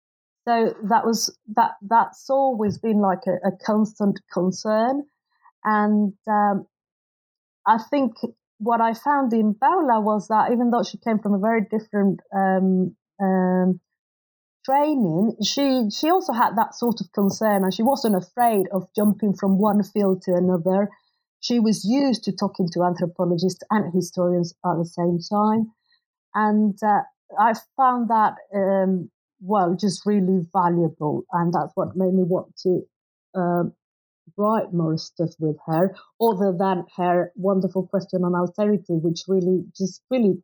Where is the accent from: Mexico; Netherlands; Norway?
Mexico; although I grew up in Mexico, I'd done my undergrad and graduate studies abroad